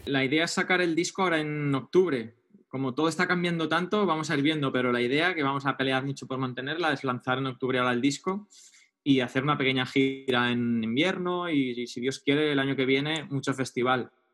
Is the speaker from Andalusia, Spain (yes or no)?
no; Barcelona, Catalonia, Spain; moved away as an adult; also born or lived in London / Madrid; yo soy de Barcelona